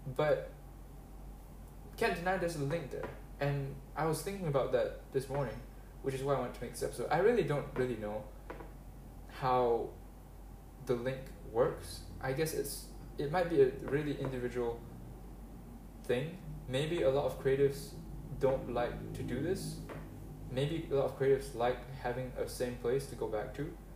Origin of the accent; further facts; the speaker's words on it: Malaysia; I grew up in Malaysia, and I've stayed here permanently